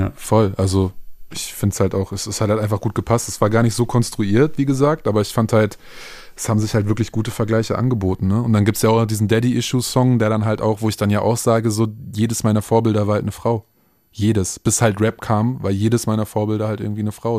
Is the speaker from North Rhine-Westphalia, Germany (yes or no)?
yes; Minden, North Rhine-Westphalia, Germany; now in Berlin, Germany; Minden meine Heimatstadt